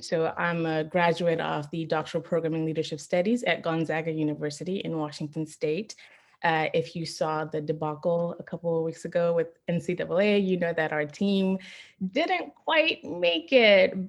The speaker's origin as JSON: {"language": "English", "country": "Zimbabwe", "tie": "born or raised there", "moved": "yes", "lives_now": "San Antonio, United States", "said": "So I'm Zimbabwean. I was born and raised in Zimbabwe, then I moved to the US."}